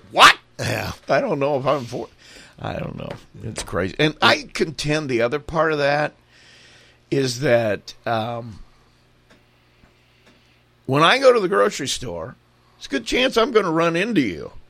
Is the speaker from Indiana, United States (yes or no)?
yes; Indiana, United States; I am an atheist. I'm from Indiana